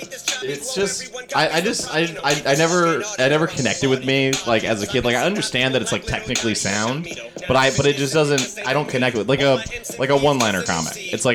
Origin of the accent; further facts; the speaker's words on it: North Carolina, United States; I grew up in North Carolina